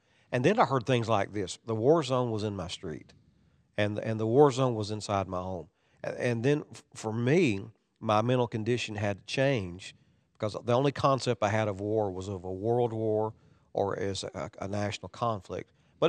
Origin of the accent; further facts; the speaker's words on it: Kentucky, United States; I grew up in a sheltered time. It was at the end of the Vietnam War, and being that I was from Kentucky and the hills of Kentucky, I really wasn't exposed to it.